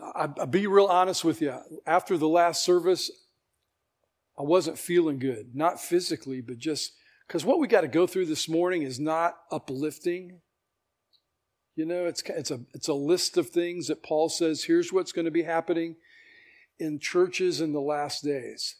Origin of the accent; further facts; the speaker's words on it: United States; I'm American, I'm a citizen of the world